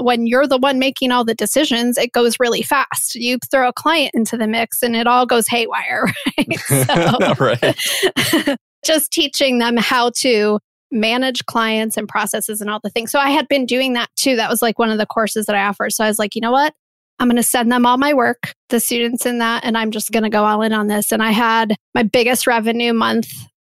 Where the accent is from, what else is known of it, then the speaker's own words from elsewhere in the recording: Midwest, United States; I'm from the Midwest. There's no one in my family that's an entrepreneur.